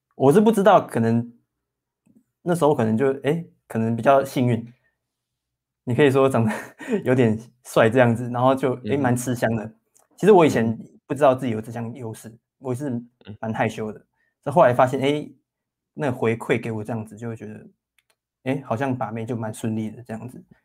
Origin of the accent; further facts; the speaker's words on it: Taoyuan, Taiwan; moved away as an adult; now in Hsinchu, Taiwan; 我们都是桃园人啊，只是我们，我们刚好都在新竹工作这样子